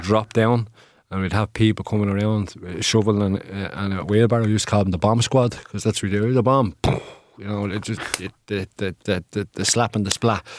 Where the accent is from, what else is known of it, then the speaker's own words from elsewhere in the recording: Dublin, Leinster, Ireland; northeast in our city, which, uh, my family and I are originally from